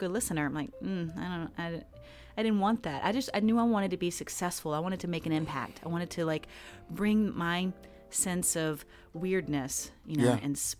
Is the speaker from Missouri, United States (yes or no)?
no; Greensboro, North Carolina, United States; born there; I was born here in Greensboro.